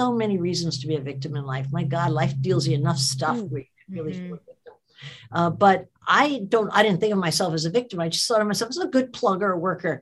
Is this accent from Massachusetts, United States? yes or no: no; New Jersey, United States; I was a kid from New Jersey